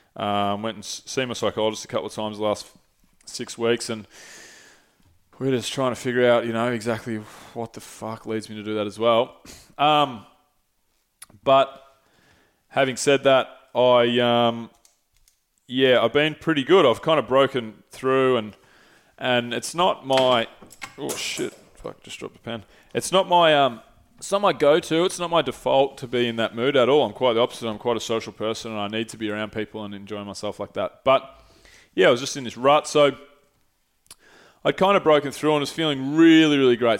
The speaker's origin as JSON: {"language": "English", "town": "St Andrews Beach", "region": "Victoria", "country": "Australia", "tie": "born or raised there", "moved": "as an adult", "lives_now": "Melbourne, Australia", "said": "I grew up in Saint Andrews"}